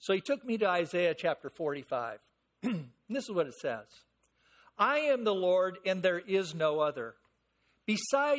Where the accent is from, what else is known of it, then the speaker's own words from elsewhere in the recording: San Fernando Valley, California, United States; I'm born and raised in the San Fernando Valley